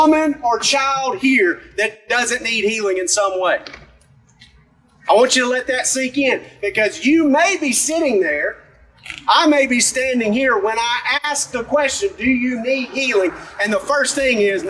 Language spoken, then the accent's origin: English; Alabama, United States; I'm from McCall, Alabama